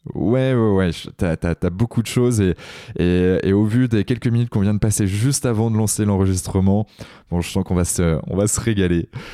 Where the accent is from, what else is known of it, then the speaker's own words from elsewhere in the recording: Brittany, France; Je suis un breton